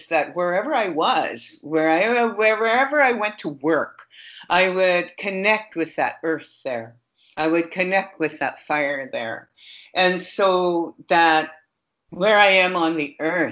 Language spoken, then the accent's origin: English; Fort McMurray, Alberta, Canada; moved away; I was born in Fort McMurray